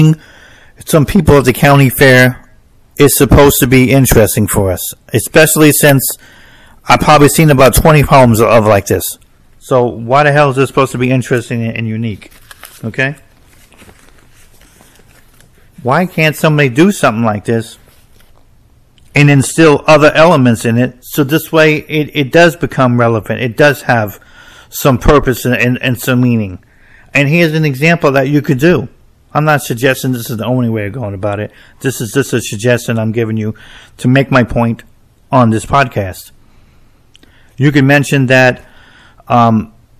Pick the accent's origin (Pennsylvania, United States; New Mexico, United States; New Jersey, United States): New Jersey, United States; I'm from New Jersey, so we don't have county fairs